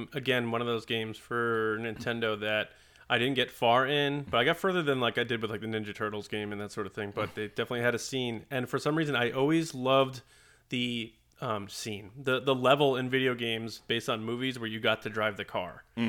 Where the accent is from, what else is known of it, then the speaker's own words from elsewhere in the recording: New York, United States; one town over from where I grew up on Long Island.